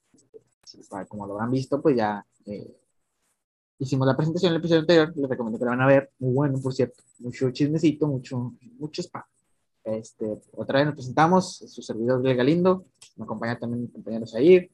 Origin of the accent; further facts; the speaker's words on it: Mexico; como todo mexicano